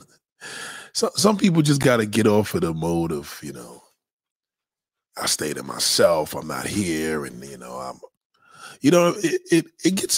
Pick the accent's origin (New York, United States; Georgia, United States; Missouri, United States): New York, United States; New York City; that's my hometown.